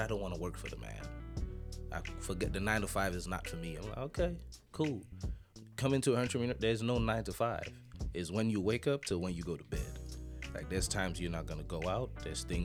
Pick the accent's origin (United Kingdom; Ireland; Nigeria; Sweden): Nigeria; moved away as an adult; now in Jacksonville, United States; I'm from Nigeria. I've been in Jacksonville for almost 10 years